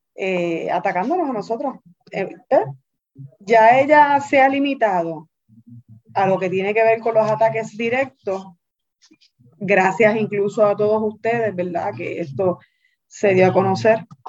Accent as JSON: {"language": "Spanish", "town": "Carolina", "country": "Puerto Rico", "said": "yo soy de Carolina."}